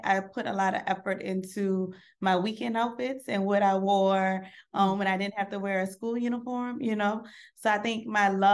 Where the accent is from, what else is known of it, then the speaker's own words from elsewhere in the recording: New Orleans, Louisiana, United States; I'm from New Orleans, Louisiana